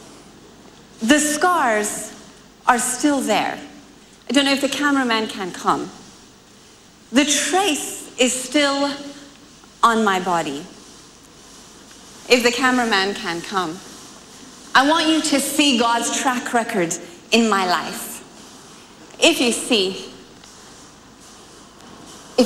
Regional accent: United States; I'm from America

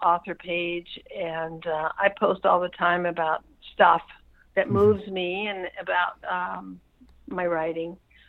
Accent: United States; like many Americans, I'm half Irish

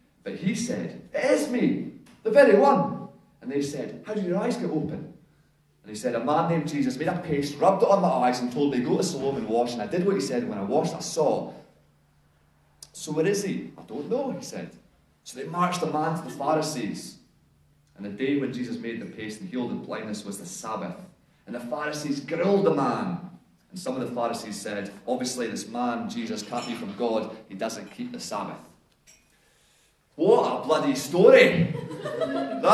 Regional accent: Scotland, United Kingdom; now in Whanganui, New Zealand; I'm Scottish, and maybe I've 20 years, but this is as good as it gets in terms of the accent

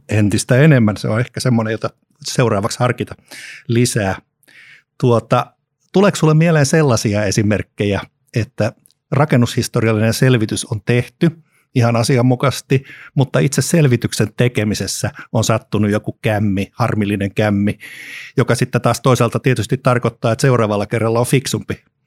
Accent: Helsinki, Uusimaa, Finland; lapsuudessani leikin säätytalon puistossa Helsingissä

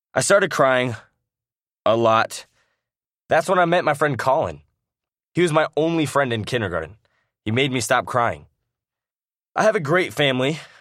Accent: San Clemente, California, United States; also born or lived in Iowa; I was born in Iowa and raised in San Clemente, California

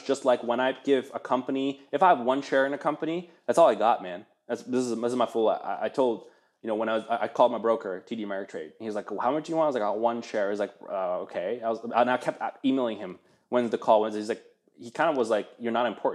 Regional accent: Netherlands; also born or lived in Eastern Germany; now in United States; I grew up in Holland, like, you know, watch NOS, NOS

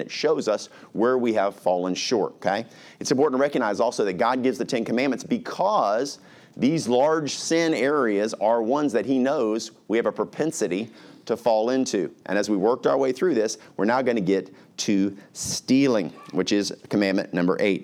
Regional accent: Alaska, United States; When I was little, we grew up in Alaska

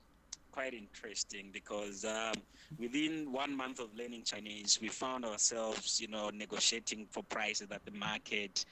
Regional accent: Copperbelt Province, Zambia; moved away as an adult; I was brought up on the Copper Belt that is just, you know, right at the border with Congo.

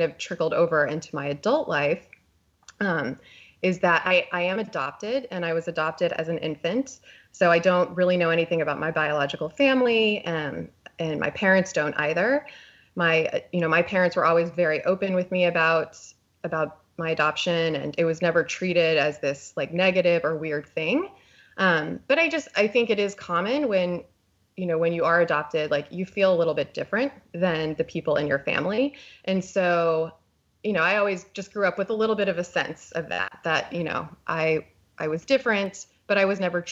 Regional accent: Texas, United States; I was born in Texas, and I was raised in a pretty conservative religious family

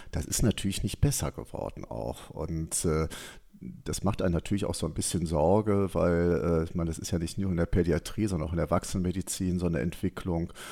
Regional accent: Cologne, North Rhine-Westphalia, Germany; wir kennen das ja als Kölner

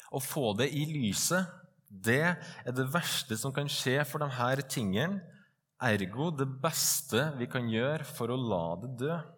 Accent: Trøndelag, Norway; also born or lived in Stovner, Oslo; now in Oslo, Norway; Jeg er en stolt trønder, stolt bondesønn og stolt ektemann

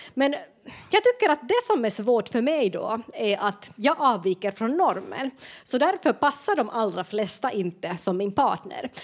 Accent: Finland; moved away as an adult; now in Sweden

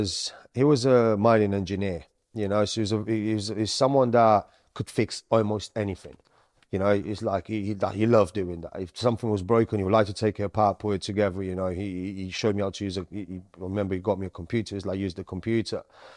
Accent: Romania; also born or lived in Sicily, Italy; So I was born in Sicily. Then as time went on, my mum was Sicilian. My dad is Romanian. So I went from Sicily, I went into Romania.

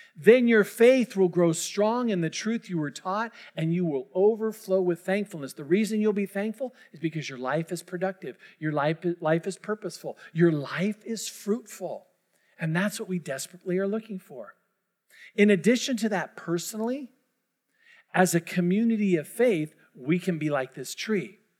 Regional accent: Orange County, California, United States; moved away; I'm from Orange County.

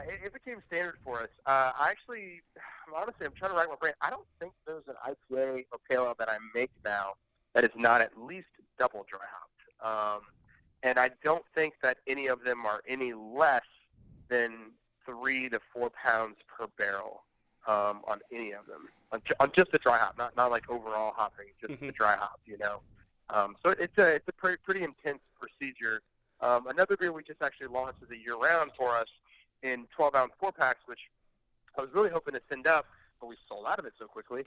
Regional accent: St. Petersburg, Florida, United States; also born or lived in Tennessee; I've been here for 20 plus years since pre middle school.

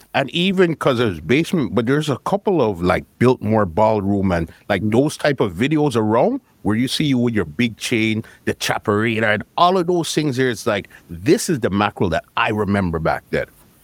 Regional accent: Canada; No, I'm Canadian. My parents are from Guyana.

